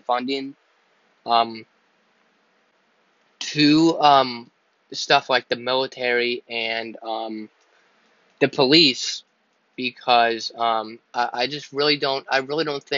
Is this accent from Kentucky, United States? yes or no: no; Pennsylvania, United States; I'm from Pennsylvania, I live in Pennsylvania